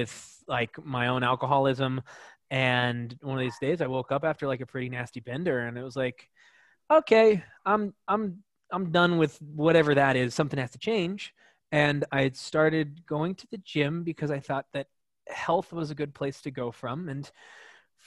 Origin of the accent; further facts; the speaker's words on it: Colorado, United States; moved away as an adult; now in New York, United States; I'm from a really small town